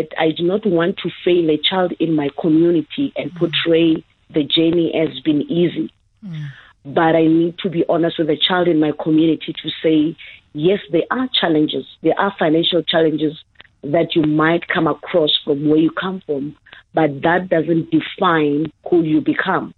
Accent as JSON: {"language": "English", "town": "Hammanskraal", "region": "Gauteng", "country": "South Africa", "tie": "born or raised there", "said": "Born and raised in the dusty past of Ramotse in Hammanskraal. Yes, I was raised in Hammanskraal in a very rural area"}